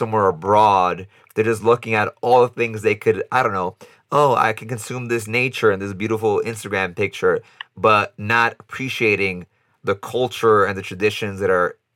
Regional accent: New York, United States; moved away; I have Dominican heritage, right? And that's always going to be with me. I'm from New York

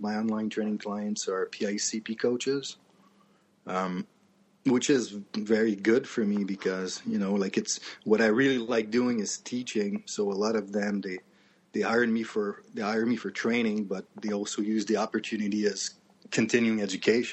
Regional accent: Canada; growing up in Canada

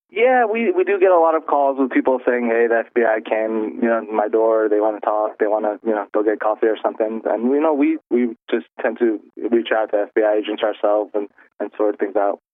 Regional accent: United States; born and raised here, like myself

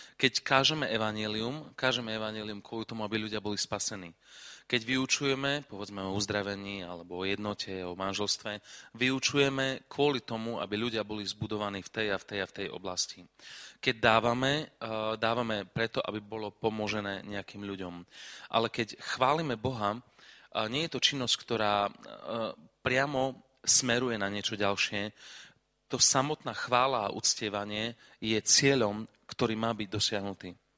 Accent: Košice, Košice Region, Slovakia; ja som z Košic

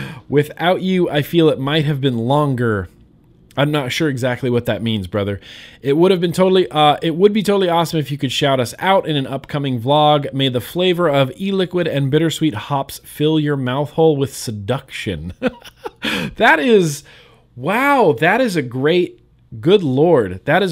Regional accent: Kuwait; English is a second language; I'm a 28-year-old guy. I'm from Kuwait. It is a small country in the Middle East.

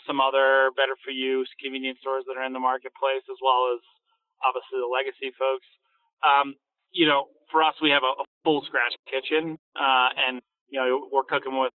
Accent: outside of Philadelphia, Pennsylvania, United States; moved away; also born or lived in Barcelona, Spain; I grew up outside of Philadelphia

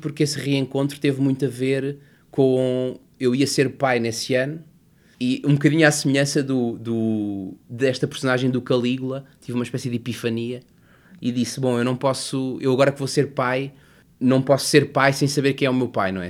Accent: Lisbon, Portugal; also born or lived in Covilhã; eu nasci na Covilhã em 1980 e os meus pais separaram-se quando eu tinha um ano e, portanto, eu regressei e vim para Lisboa muito cedo.

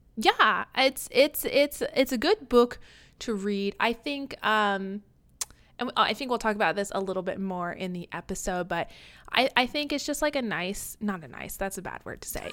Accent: Kansas, United States; I grew up in Kansas

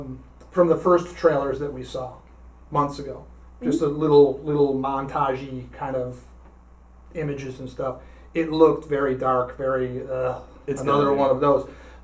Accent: Iowa, United States; I was born in Iowa, or I was raised in Iowa, or whatever. Like, you can't be more American than me, right?

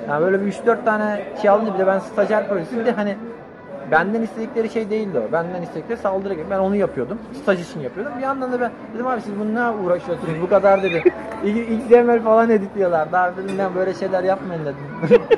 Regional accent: Antalya, Turkey; moved away as an adult; also born or lived in Bursa / Trabzon; ben Bursa'da doğdum. Antalya'da büyüdüm.

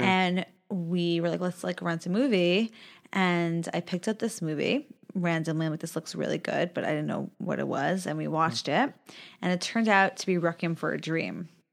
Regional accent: Long Island, New York, United States; I grew up on Long Island.

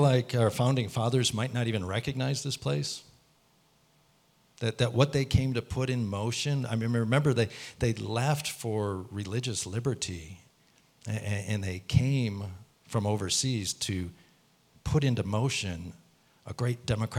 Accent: United States; I'm an American citizen, and I carry an American passport

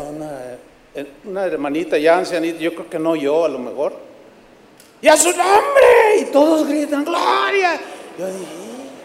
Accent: San Luis Potosí, Mexico; moved away; fui a San Luis Potosí, mi tierra

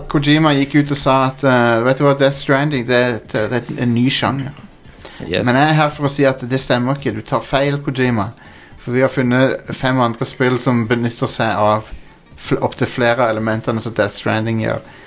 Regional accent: Kristiansand, Agder, Norway; Jeg er fra Kristiansand, egentlig

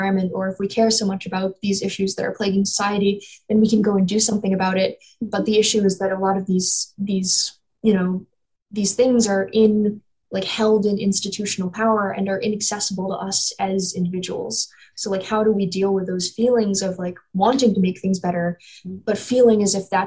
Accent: North Carolina, United States; also born or lived in Ohio; I was born in Ohio, raised in North Carolina

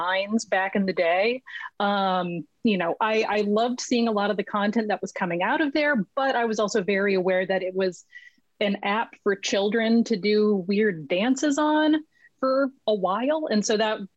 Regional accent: Los Angeles, California, United States; also born or lived in Vancouver, British Columbia; I'm originally from Los Angeles, and I am currently sitting in a chair in Vancouver, British Columbia.

